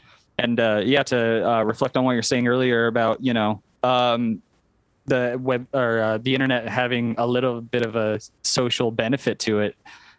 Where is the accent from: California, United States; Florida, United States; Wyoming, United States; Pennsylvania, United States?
Wyoming, United States; Yeah, I mean it's a tundra where I live, so it's 8 months of winter and lots of wind.